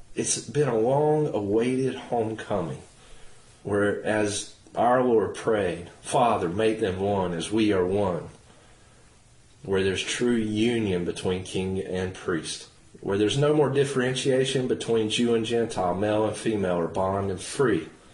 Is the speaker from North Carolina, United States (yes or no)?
yes; Henderson County, North Carolina, United States; also born or lived in Norwood, North Carolina / Forest City, North Carolina / Matthews, North Carolina; we're both from North Carolina. My story, just to real quick is one that started in uh, Henderson County, North Carolina. My dad was an associate pastor in the Church of Nazarene under uh, Wyatt Gentry. And I grew up there